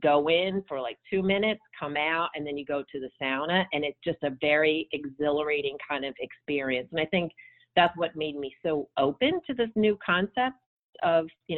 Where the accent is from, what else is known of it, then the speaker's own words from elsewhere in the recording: United States; moved away as an adult; also born or lived in Brussels, Belgium / Copenhagen, Denmark / New York, United States; as an American